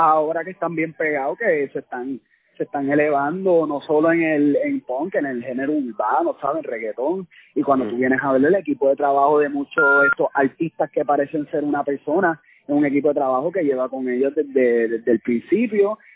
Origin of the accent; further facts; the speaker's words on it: Puerto Rico; como puertorriqueños, nosotros somos puntos también